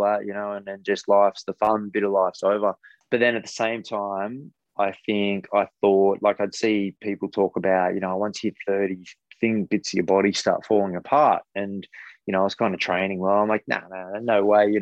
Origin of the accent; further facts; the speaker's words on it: Newcastle, New South Wales, Australia; I grew up in Newcastle